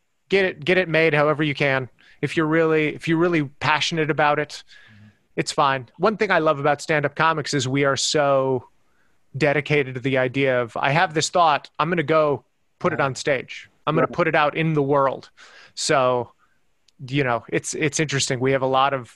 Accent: El Paso, Texas, United States; also born or lived in Ohio / San Francisco; now in Los Angeles, United States; growing up in El Paso, Texas

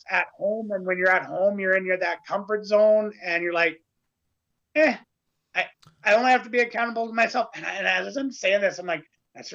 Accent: Canada; the next Canadian.

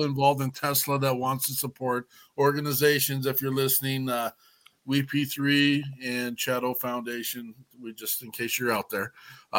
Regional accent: Minnesota, United States; we're from Minnesota.

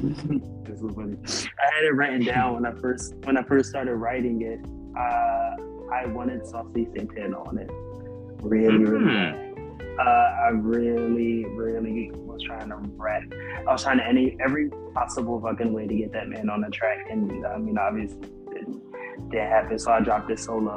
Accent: Camden, New Jersey, United States; I grew up in South Jersey in Camden

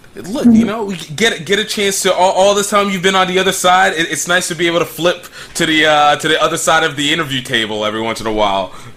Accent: central Pennsylvania, United States; my origination is from like Pennsylvania, so I get like the the whole central Pennsylvania kind of slow college town. I'm a college brat

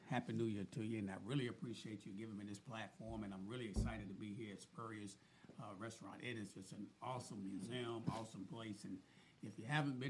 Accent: Gainesville, Florida, United States; Well, I went to high school at Gainesville High School.

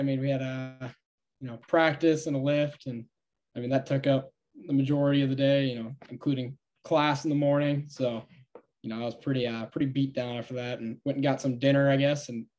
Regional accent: Stillwater, Minnesota, United States; All right, so it is like 30 minutes east of Minneapolis, and it's right on the Wisconsin-Minnesota border.

